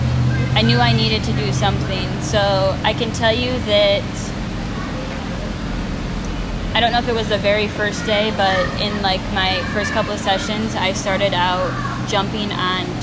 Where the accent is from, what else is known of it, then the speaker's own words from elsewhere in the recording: Iowa, United States; moved away as an adult; now in Yulee, United States; I'm originally from Iowa